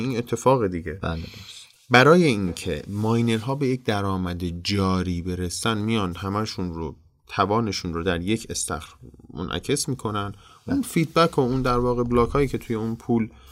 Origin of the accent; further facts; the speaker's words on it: Iran; به عنوان یک ایرانی